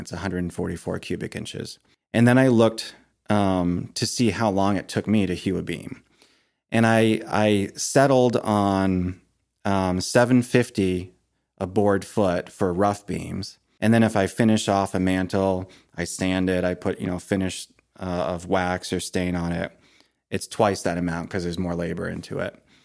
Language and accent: English; Maine, United States; moved away as an adult; also born or lived in Ohio; when we moved back to Maine from Ohio, um, we renovated the old farmhouse that I had grown up